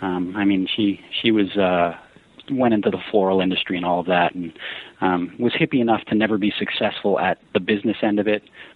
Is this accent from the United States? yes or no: yes; New Berlin, Wisconsin, United States; also born or lived in Colorado / Grafton, Wisconsin; So I grew up in New Berlin, is how it's said. It's just west of West Allis